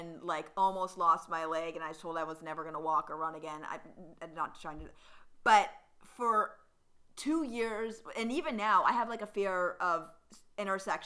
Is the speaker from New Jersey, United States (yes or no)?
no; Citrus Heights, California, United States; I grew up in NorCal, but so in Citrus Heights